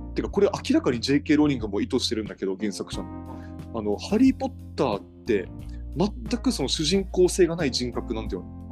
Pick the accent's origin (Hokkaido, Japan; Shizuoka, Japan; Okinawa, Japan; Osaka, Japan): Okinawa, Japan; accent: Okinawan dialect; そんなに俺沖縄方言アイデンティティはあんまりない